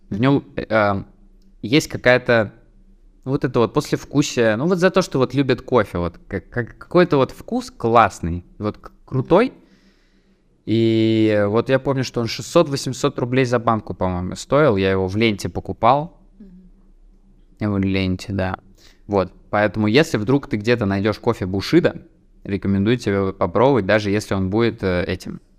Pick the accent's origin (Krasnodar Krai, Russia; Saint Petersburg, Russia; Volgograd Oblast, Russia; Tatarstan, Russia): Tatarstan, Russia; я же из Татарстана